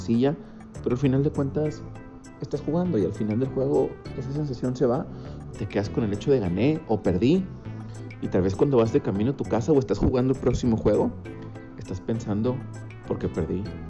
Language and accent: Spanish; Monterrey, Nuevo León, Mexico; soy originario de Monterrey, Nuevo León